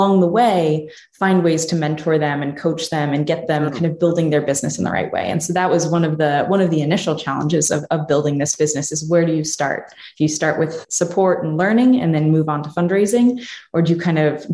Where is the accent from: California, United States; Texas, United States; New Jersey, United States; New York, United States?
New Jersey, United States; moved away as an adult; also born or lived in Pittsburgh, Pennsylvania; I'm originally from New Jersey